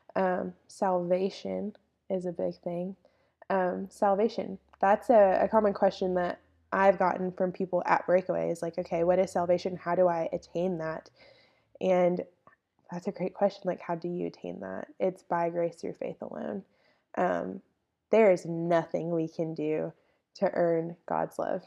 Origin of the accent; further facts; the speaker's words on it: Longview, Texas, United States; I am from Longview, Texas.